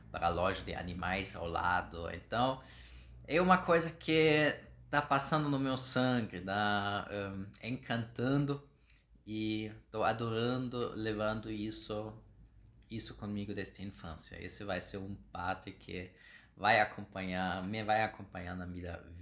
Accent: Germany; Portuguese is a second language; moved away as an adult; now in Brazil; eu sou alemão já há uns seis anos aqui no Brasil

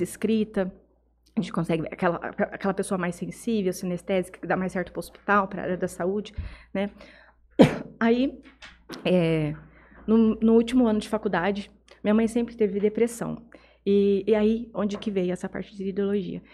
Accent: Jales, São Paulo, Brazil; also born or lived in Estrela da Barra, Minas Gerais, Brazil; eu nasci em Jales, mas eu fui criada numa vilinha é, chamada Estrela da Barra

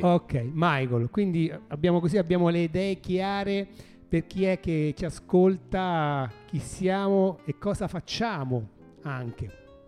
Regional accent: Rome, Lazio, Italy; sono di Roma

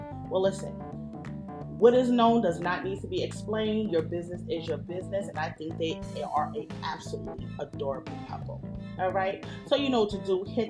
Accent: New York City, New York, United States; I'm a Generation Xer. I grew up in New York City in the 80s and the 90s

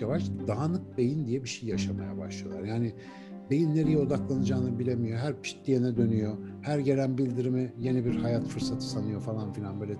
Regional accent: Ankara, Turkey; Ankara'nın Etlik işte Keçiören Etlik bandındaki semtine taşınmıştı bizimkiler. Onu artık hatırlıyorum ilkokula başladığım dönem. Orada büyüdüm.

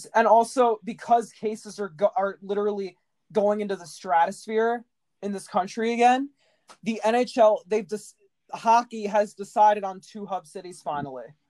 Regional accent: United States; as an American

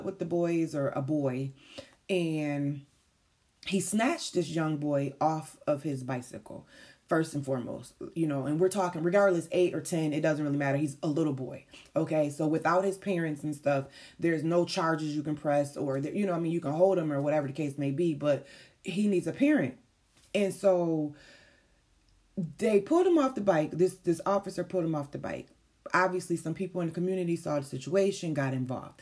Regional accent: Syracuse, New York, United States; moved away; this is my hometown that this situation happened

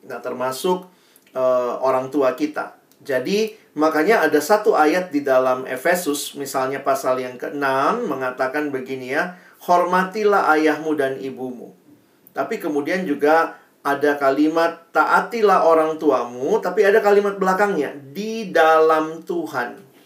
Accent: Makassar, South Sulawesi, Indonesia; now in Jakarta, Indonesia; saya mahasiswa baru dari luar kota. Saya kuliah di UI, saya dari Makassar. Saya orang daerah, takut nggak punya teman di Jakarta.

